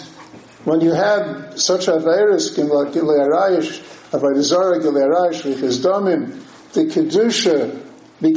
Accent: Newark, New Jersey, United States; growing up in Newark, New Jersey, in the Reform temples, the conservative temples

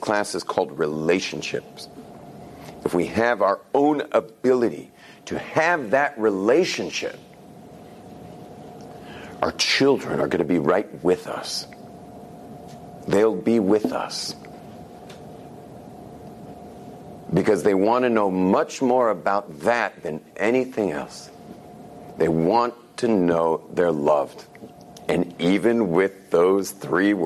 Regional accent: California, United States; moved away; I grew up in California, where things are very external

